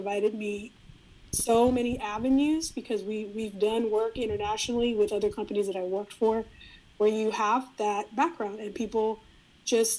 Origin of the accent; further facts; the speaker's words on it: San Antonio, Texas, United States; first language Spanish; English is a second language; I grew up, was born and raised in San Antonio there.